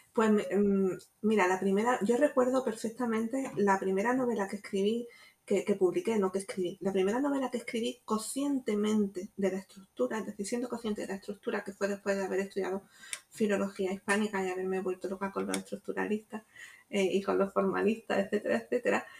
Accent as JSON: {"language": "Spanish", "town": "Jaén", "region": "Andalusia", "country": "Spain", "moved": "yes", "lives_now": "Málaga, Spain", "said": "yo no soy de Málaga, soy de Jaén"}